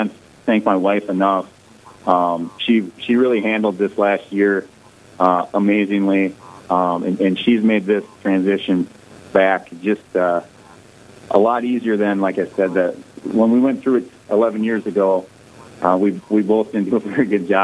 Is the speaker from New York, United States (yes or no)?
no; Ortonville, Minnesota, United States; also born or lived in Alexandria, Minnesota; I grew up in Ortonville, Minnesota